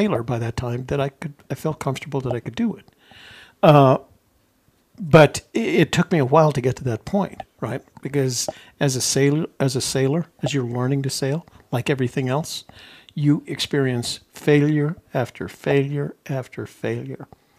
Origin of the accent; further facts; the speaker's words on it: New Mexico, United States; moved away; I was a kid from New Mexico.